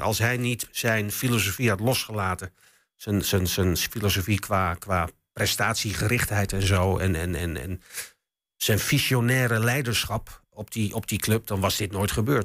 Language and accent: Dutch; Enschede, Overijssel, Netherlands; ik kom ook uit Enschede natuurlijk. Ik ben hier geboren. Ik stond vroeger ook als, als, als jongetje van, van, van, van negen jaar stond ik op vak PP in het oude Diekman